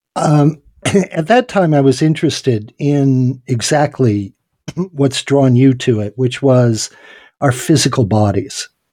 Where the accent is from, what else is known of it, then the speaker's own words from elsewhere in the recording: Hot Springs, South Dakota, United States; here in my hometown, uh, where I live in Hot Springs, South Dakota